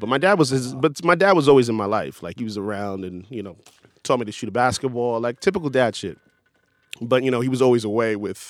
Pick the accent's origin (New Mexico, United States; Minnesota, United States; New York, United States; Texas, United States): New York, United States; Brooklyn; moved away as an adult; now in Los Angeles, United States; born in Brooklyn, New York, Brooklyn Hospital. Brooklyn Jewish Hospital.